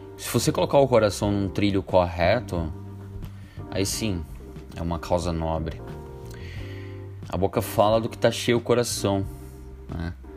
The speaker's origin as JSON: {"language": "Portuguese", "region": "Ceará", "country": "Brazil", "tie": "born or raised there", "moved": "yes", "said": "lá na minha terra, lá do Ceará"}